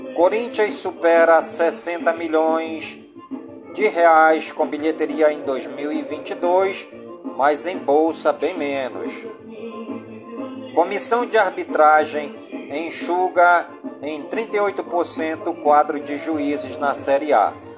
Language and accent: Portuguese; Careiro da Várzea, Amazonas, Brazil; as comunidades do Careiro da Várzea, minha cidade natal